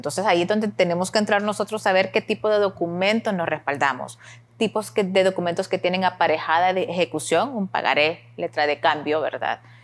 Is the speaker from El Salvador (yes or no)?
yes; El Salvador